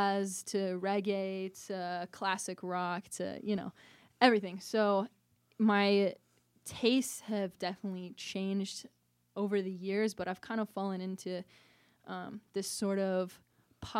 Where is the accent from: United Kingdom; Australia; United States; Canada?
United States; Bloomington, Indiana; moved away as an adult; now in Indianapolis, United States; I grew up in Bloomington, so from here originally, but I'm living up in Indy right now.